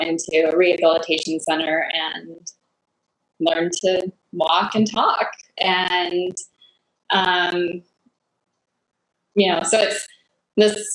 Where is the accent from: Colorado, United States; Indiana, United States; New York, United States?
Colorado, United States; moved away as an adult; also born or lived in Texas; now in Michigan, United States; I was born in Colorado, and then I moved to Texas to go to school